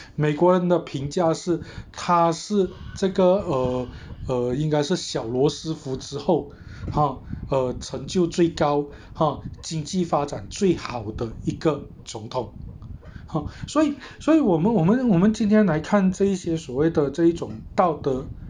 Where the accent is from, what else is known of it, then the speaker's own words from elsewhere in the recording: Malaysia; 我们既然出生在马来西亚， 那我们就是属于马来西亚人